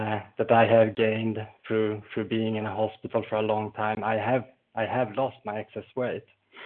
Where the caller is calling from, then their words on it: Falun, Dalarna County, Sweden; I'm calling from Falun in Sweden, sunny Sweden today.